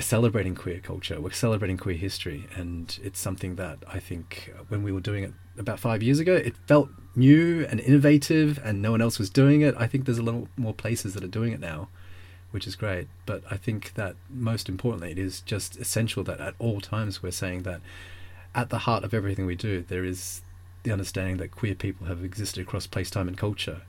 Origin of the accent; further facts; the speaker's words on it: Melbourne, Victoria, Australia; moved away; I grew up in Melbourne